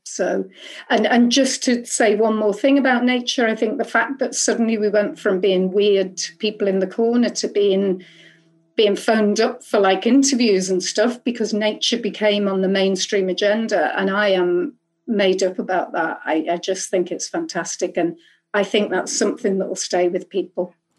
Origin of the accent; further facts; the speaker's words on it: Liverpool, North West England, United Kingdom; I'm from Liverpool, and I'm from Growing Sudley Community and Trust Company